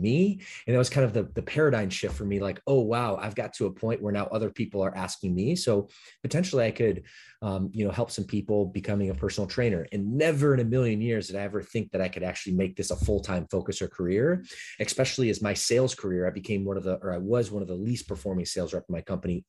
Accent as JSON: {"language": "English", "town": "Detroit", "region": "Michigan", "country": "United States", "tie": "born or raised there", "moved": "as an adult", "lives_now": "Southern California, United States", "said": "I grew up my latter part of childhood in Detroit, Michigan suburbs"}